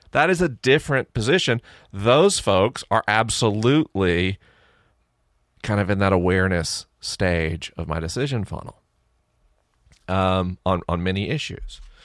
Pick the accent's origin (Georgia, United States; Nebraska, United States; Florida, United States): Florida, United States; Tallahassee; now in Los Angeles, United States; my hometown's Tallahassee